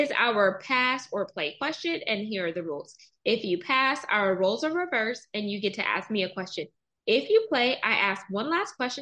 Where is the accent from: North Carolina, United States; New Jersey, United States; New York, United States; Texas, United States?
Texas, United States; Houston; I was born in Houston